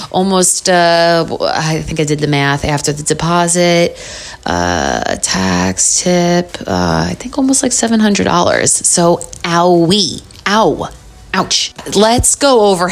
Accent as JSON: {"language": "English", "town": "New York City", "region": "New York", "country": "United States", "said": "I'm from New York. The more you get to know me, you'll probably hear it in my voice."}